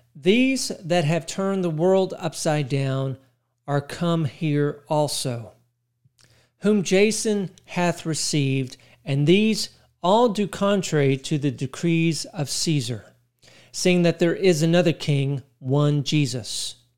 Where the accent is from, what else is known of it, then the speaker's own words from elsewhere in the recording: Texas, United States; In my mind, I'm Texan